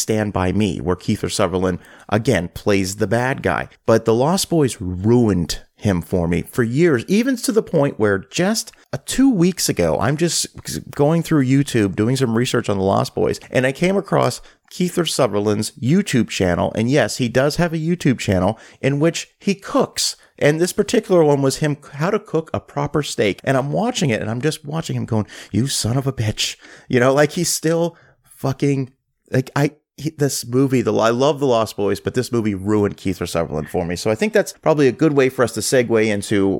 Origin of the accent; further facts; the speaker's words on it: Halifax, Nova Scotia, Canada; growing up in Halifax, Nova Scotia